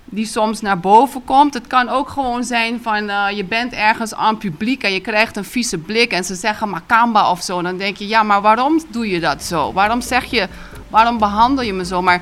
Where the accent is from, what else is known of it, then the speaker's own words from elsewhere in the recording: Curaçao; also born or lived in Netherlands; Ik ben in Nederland geboren, maar ik ben vanaf drie maandjes hier opgegroeid enzovoort. Ik woon weer hier.